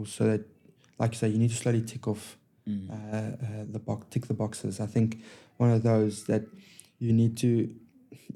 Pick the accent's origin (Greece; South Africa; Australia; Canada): South Africa; moved away as an adult; now in England; growing up in South Africa